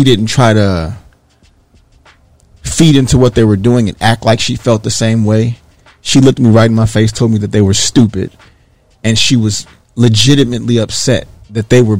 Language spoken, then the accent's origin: English; Detroit, Michigan, United States; moved away as an adult; also born or lived in Bowling Green, Ohio; growing up in Detroit, Michigan